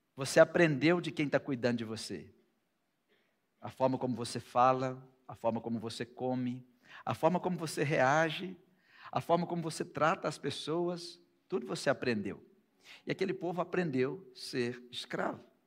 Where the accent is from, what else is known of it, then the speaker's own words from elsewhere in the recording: Brazil; Nós somos brasileiros